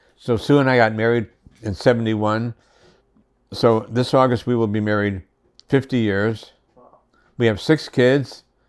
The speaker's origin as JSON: {"language": "English", "town": "Waterbury", "region": "Connecticut", "country": "United States", "tie": "born or raised there", "said": "And I was raised in Waterbury, Connecticut, where I was born, and raised in a very strict Roman Catholic family, Latin Mass and all of that."}